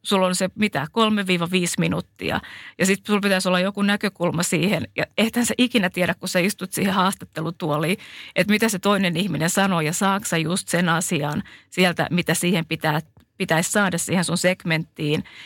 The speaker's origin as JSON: {"language": "Finnish", "country": "Finland", "accent": "Finnish", "moved": "yes", "said": "vaikka mä oon ollut pitkään maailmalla, niin kyllä mulla on se suomalainen aksentti"}